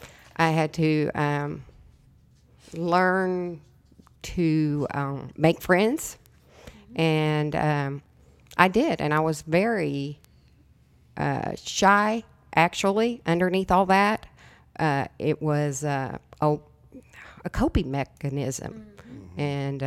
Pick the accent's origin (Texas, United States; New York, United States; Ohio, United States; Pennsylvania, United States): Texas, United States; El Paso; born there; I was born in El Paso, Texas.